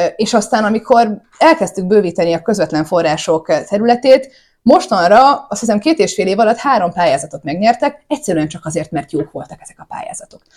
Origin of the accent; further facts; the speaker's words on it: Hungary; nekünk magyaroknak